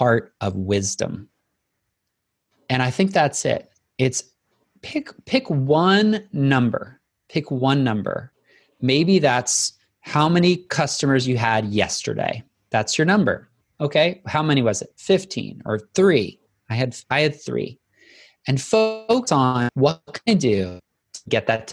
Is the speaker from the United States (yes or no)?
yes; the South, United States; I'm from the South, so we have to say y'all